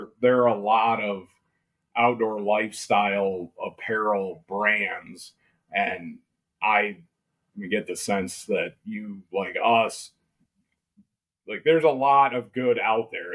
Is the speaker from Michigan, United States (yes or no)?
yes; Ludington, Michigan, United States; also born or lived in Mecosta County, Michigan / Ann Arbor, Michigan; I grew up in Ludington